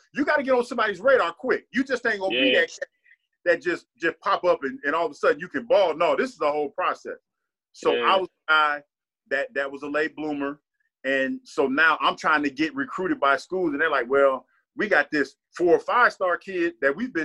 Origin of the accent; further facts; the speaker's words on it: Ohio, United States; growing growing up in Ohio